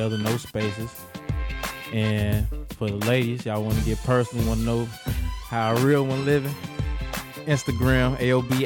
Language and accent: English; Chicago, Illinois, United States; I'm from the South Side, East Side, all the whole South Side of Chicago